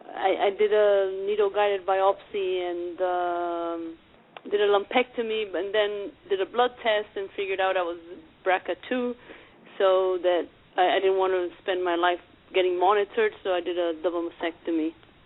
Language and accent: English; Argentina; I'm from Argentina originally, and my sister got breast cancer like 6 months before me